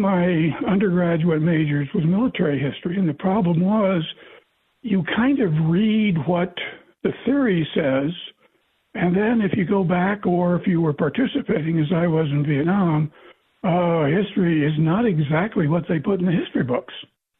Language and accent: English; the Ozarks, Missouri, United States; When I was growing up, and I grew up in the Missouri hillbilly from the Ozarks.